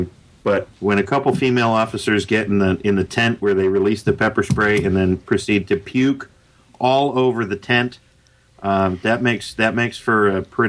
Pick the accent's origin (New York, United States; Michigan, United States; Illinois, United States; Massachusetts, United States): Illinois, United States; Chicago; moved away; also born or lived in Connecticut / New Hampshire; I grew up in Chicago, moved to Connecticut.